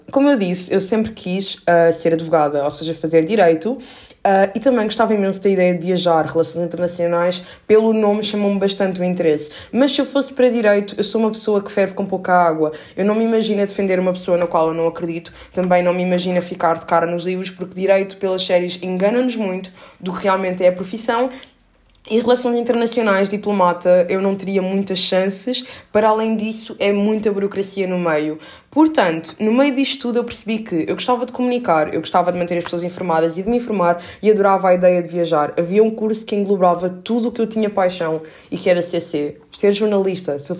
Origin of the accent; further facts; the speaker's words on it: Portugal; accent: Portuguese; meu sotaque não é o melhor, portanto eu não tenho coragem de fazer isso. E portanto não é brasileiro, é português